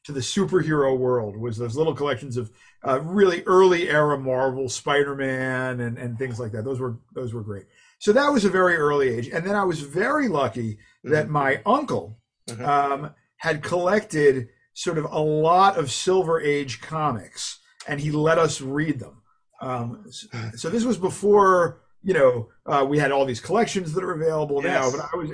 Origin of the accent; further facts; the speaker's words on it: New Jersey, United States; moved away as an adult; now in New York City, United States; I grew up in New Jersey, mm-hmm. right across from New York City, across from the George Washington Bridge